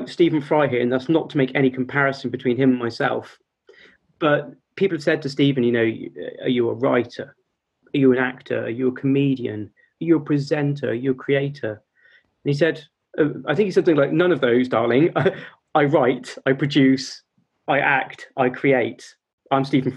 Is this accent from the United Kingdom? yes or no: yes; United Kingdom